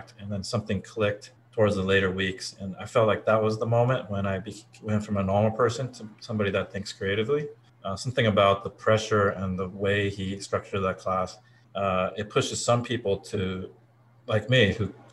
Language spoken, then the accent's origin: English; Portland, Oregon, United States; born or raised there; also born or lived in Japan